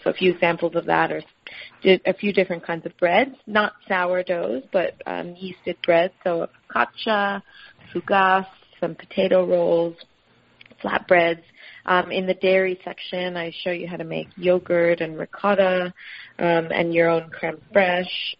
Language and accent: English; Miami, Florida, United States; now in Sydney, Australia; growing up in Miami, and we had a couple of citrus trees in the backyard